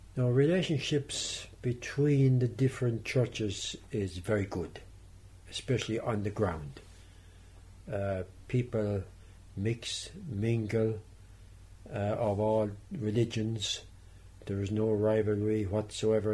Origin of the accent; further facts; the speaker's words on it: Ireland; being Irish